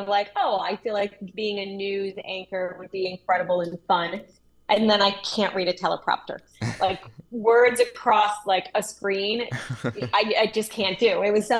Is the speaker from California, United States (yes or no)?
no; Pinconning, Michigan, United States; I grew up in a small town in Michigan. It was called Pinconning, which is like a population of, I think, less than 12,000. Or not 12,000, 1,200. It was super tiny, one stoplight.